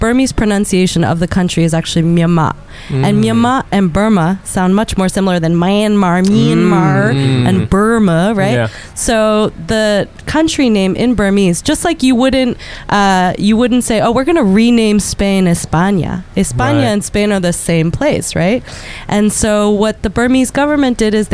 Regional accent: Phoenix, Arizona, United States; now in Washington, D.C., United States; I'm from Phoenix, Arizona.

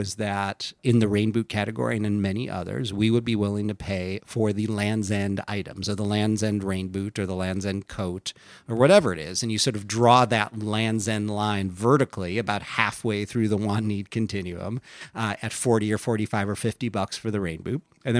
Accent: Midwest, United States; born or raised there

